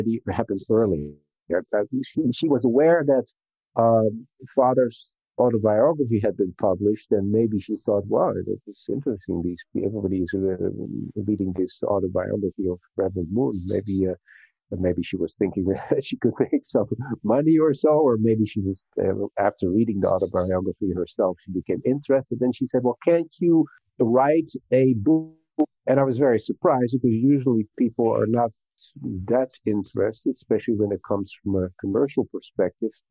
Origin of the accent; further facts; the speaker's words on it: Netherlands; also born or lived in United States / Russia; now in South Korea; I was born in the Netherlands, tiny little country